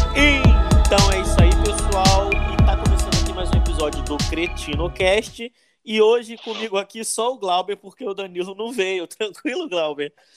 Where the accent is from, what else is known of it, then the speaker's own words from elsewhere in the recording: Rio de Janeiro, Brazil; A gente é do Rio